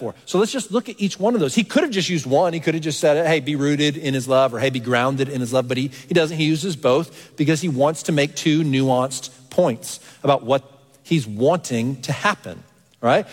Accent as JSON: {"language": "English", "region": "Texas", "country": "United States", "tie": "born or raised there", "moved": "as an adult", "lives_now": "Pennsylvania, United States", "said": "I grew up in Texas."}